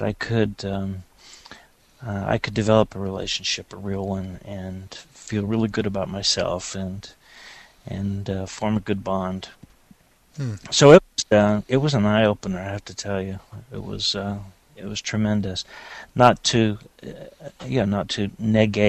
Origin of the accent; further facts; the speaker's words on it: Los Angeles, California, United States; moved away; I grew up in Los Angeles